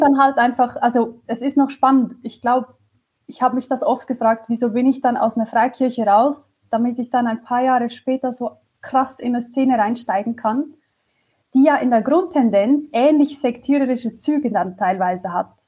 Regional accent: Switzerland; ich komme aus der Schweiz

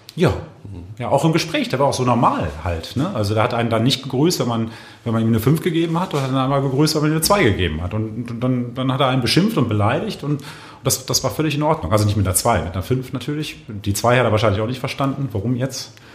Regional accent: Düsseldorf, North Rhine-Westphalia, Germany; ich komme ja aus Düsseldorf

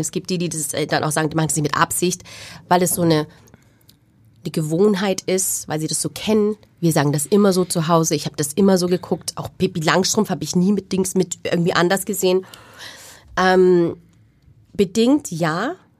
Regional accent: Wunsiedel, Bavaria, Germany; moved away; Ich bin dort aufgewachsen und dort zur Schule gegangen

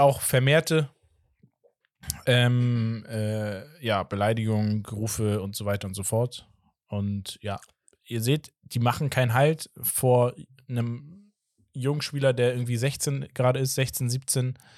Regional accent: Portugal; als Portugiese

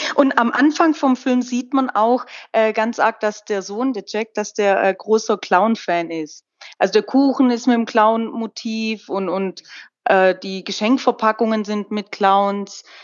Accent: Swabia, Baden-Württemberg, Germany; accent: Swabian; ich habe ja einen schwäbischen Akzent ein klein wenig

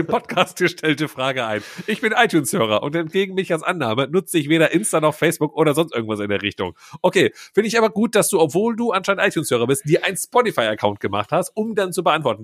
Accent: Schiefbahn, North Rhine-Westphalia, Germany; Schiefbahn ist ja mein Geburtsort.

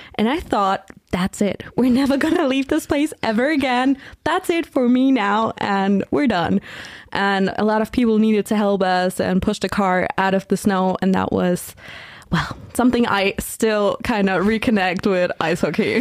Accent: Dingolfing, Bavaria, Germany; I grew up in Dingolfing, that's in um, Lower Bavaria

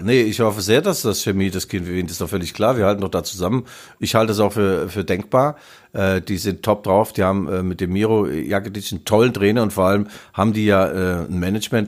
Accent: Germany; Darmstadt ist ja in der Nähe meiner Heimat.

